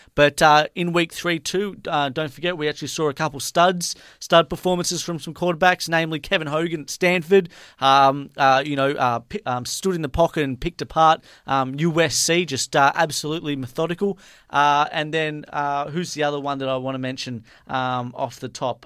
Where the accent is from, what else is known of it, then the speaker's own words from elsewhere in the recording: Australia; I'm from Australia